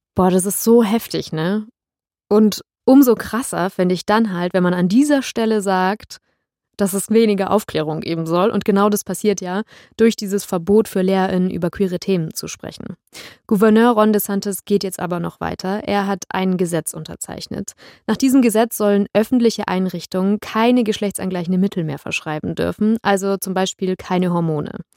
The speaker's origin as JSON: {"language": "German", "country": "Germany", "said": "bei uns in Deutschland"}